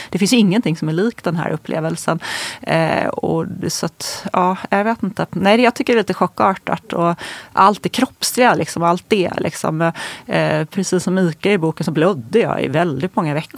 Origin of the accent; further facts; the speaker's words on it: Småland, Sweden; moved away as an adult; now in Stockholm, Sweden; där jag kommer ifrån, när jag är från Småland